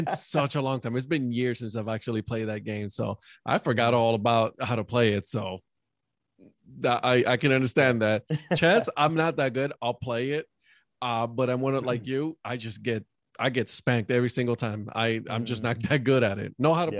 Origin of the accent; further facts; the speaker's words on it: Texas, United States; It's like, listen, we're from Texas. We are Dr. Pepper first.